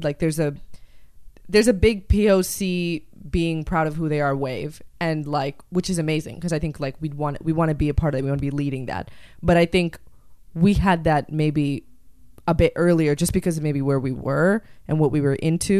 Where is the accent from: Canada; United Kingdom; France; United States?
Canada; Calgary, Alberta; born or raised there; also born or lived in Chennai, India